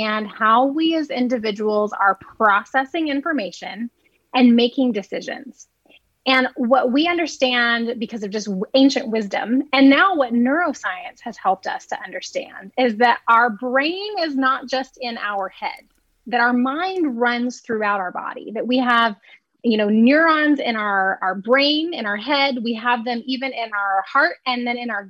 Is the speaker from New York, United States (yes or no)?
no; Alabama, United States; I grew up in Alabama, but I wasn't born there. My family wasn't from there